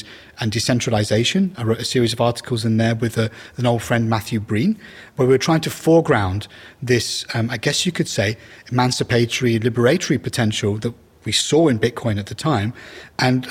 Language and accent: English; Iraq; moved away; I'm originally from Iraq